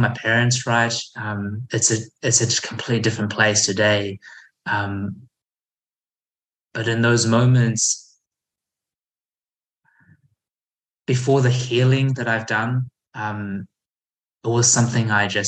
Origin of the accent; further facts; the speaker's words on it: New Zealand; also born or lived in Taiwan; I was born in Taiwan and we moved to New Zealand when I was 4